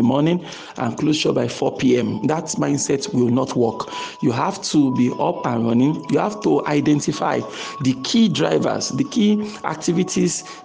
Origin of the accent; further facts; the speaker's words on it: Nigeria; I'm speaking as a Nigerian here now.